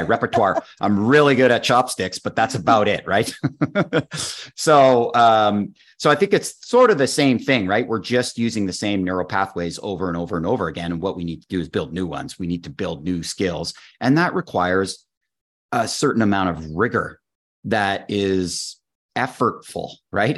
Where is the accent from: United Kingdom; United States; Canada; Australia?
Canada; I'm a Canadian